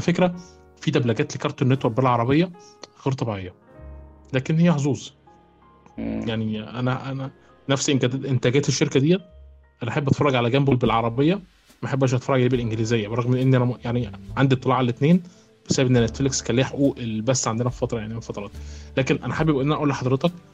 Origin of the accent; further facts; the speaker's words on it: Egypt; النقابه عندنا في مصر